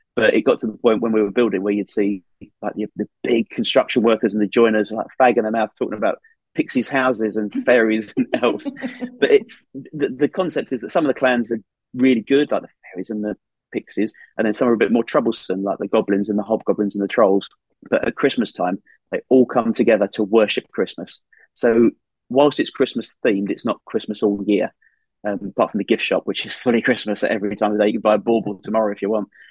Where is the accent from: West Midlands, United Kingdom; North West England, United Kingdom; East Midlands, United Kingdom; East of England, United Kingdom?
East of England, United Kingdom; Essex; moved away as an adult; also born or lived in Surrey; now in Northumberland, United Kingdom; I'm from Essex